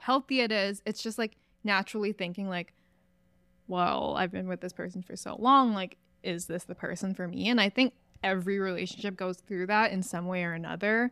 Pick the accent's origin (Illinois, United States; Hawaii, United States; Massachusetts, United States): Hawaii, United States; moved away as an adult; I'm from Hawaii